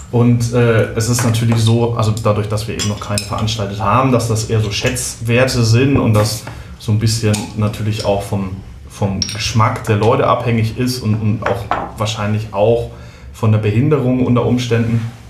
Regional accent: Southern Germany, Germany; wenn es um, um, um norddeutsche Küche geht, da ist man als Süddeutscher doch immer so ein bisschen, äh, die habe ich bis jetzt immer nicht verstanden

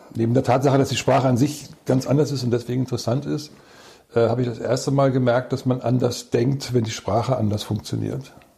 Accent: Hamburg area, Germany; moved away; also born or lived in near Wismar; weil ich ein Fischkopf bin. Also ich komme eigentlich aus der Gegend von Hamburg

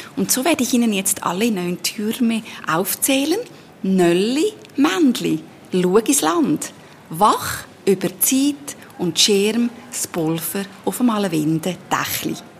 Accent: Lucerne, Switzerland; Ich bin in Luzern geboren und aufgewachsen

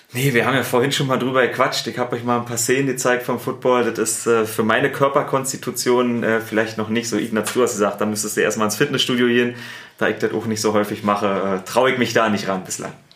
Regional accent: Berlin, Germany; accent: Berliner; now in Munich, Germany; ich habe einen Berliner Akzent.

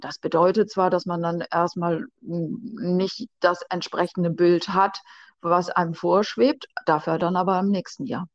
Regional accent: Ammerland, Lower Saxony, Germany; Ich komme ja hier aus dem Ammerland

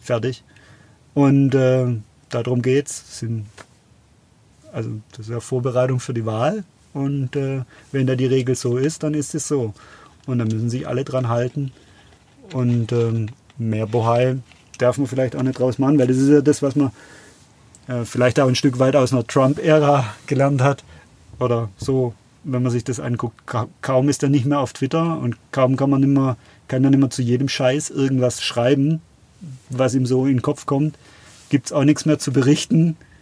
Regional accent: Biberach, Baden-Württemberg, Germany; ich bin ja in Biberach aufgewachsen

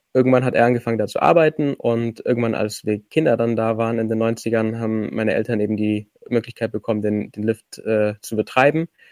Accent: Allgäu, Bavaria, Germany; ich komme aus dem Allgäu

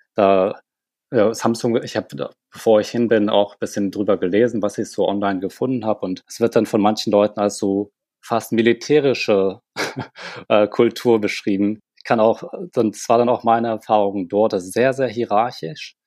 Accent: Germany; moved away as an adult; now in South Korea; Sind dann im sehr jungen Alter nach Deutschland gekommen

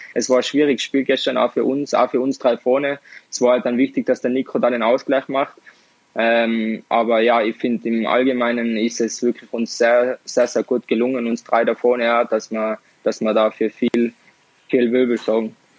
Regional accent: Tyrol, Austria; accent: Tirolerisch; bei uns in Tirol

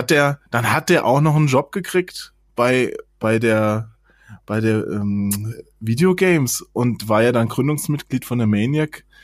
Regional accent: Hesse, Germany; der ist ja auch in Hessen aufgewachsen, da wo, wo ich aufgewachsen bin, in dem kleinen Dorf, ja.

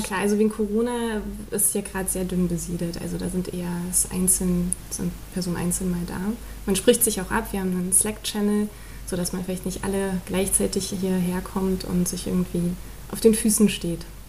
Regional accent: Berlin, Germany; also born or lived in Neukölln, Berlin; Also die ersten sechs Jahre in Neukölln und dann die restliche Zeit in Köpenick

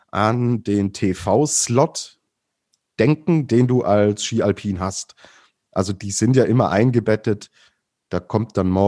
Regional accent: Baden-Württemberg, Germany; ich komme ja aus dem Schwäbischen und bei uns gibt es das schöne Geschmäckle.

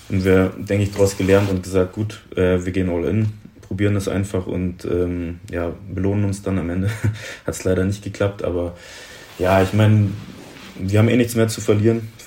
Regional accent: Munich, Bavaria, Germany; Ähm, ich bin in München geboren, also echtes Münchner Kindl.

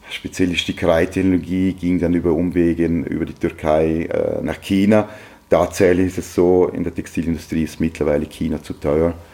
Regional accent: Lustenau, Vorarlberg, Austria; Ja, ich bin in Luschenau aufgewachsen, äh, bei einer klassischen Arbeiterfamilie, äh, Volksschule, Hauptschule in, in Lustenau.

